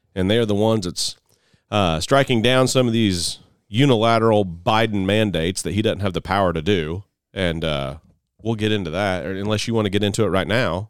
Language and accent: English; Mount Carmel, Illinois, United States; my hometown of Mount Carmel, Illinois